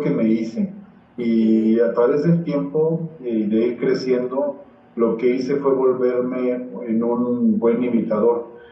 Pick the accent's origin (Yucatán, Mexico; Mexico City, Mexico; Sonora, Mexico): Mexico City, Mexico; nosotros vivíamos en dos cuartos cuando recién llegamos a, la Ciudad de México